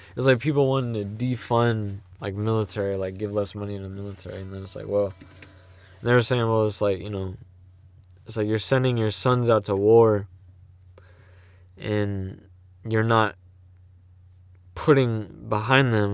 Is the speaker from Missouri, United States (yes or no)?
yes; St. Louis, Missouri, United States; I'm from Saint Louis, you know? Um, the suburbs, but I'm from Saint Louis, you know? Like, yeah, man. And then if you wanna get even more specific, I'm from North County.